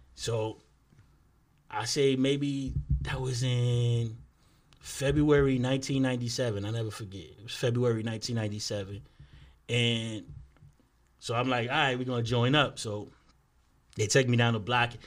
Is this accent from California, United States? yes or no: no; New York City, New York, United States; we from two twenty-four from Bronxwood